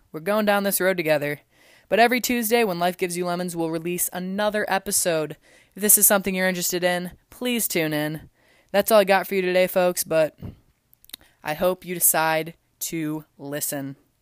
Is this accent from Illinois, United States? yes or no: yes; LaSalle, Illinois, United States; also born or lived in Philadelphia, Pennsylvania; I'm actually from Illinois, about an hour and a half south of the city from La Salle, Peru